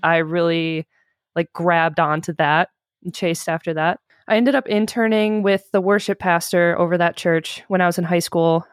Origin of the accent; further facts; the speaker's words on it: Michigan, United States; I grew up in Michigan